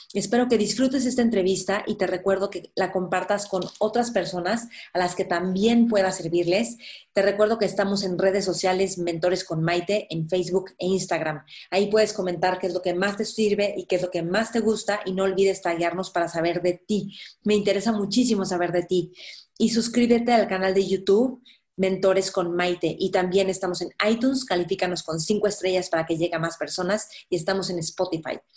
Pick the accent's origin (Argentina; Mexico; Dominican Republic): Mexico; como mexicanos